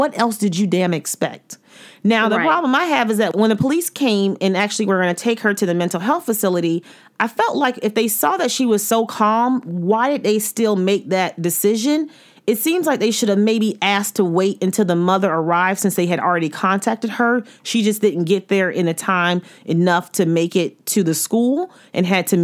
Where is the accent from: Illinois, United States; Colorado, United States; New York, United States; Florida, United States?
Florida, United States; I'm from Florida